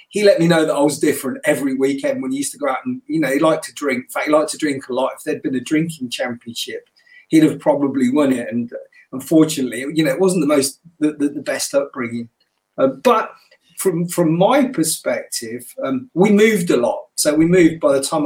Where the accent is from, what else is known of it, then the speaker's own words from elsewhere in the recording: New Cumnock, Scotland, United Kingdom; also born or lived in Nottingham; my mother came down to Nottingham and then she took me back to Scotland with her. And so, when she went back to Scotland in 69, I was the only coloured kid in the village, in this little mining village in the west coast of Scotland, which was called Newcunluck